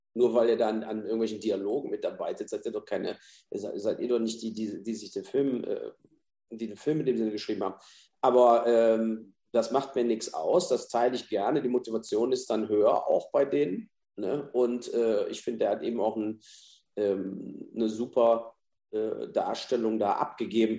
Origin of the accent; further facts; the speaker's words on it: Mainz, Rhineland-Palatinate, Germany; in Mainz, in meiner Heimatstadt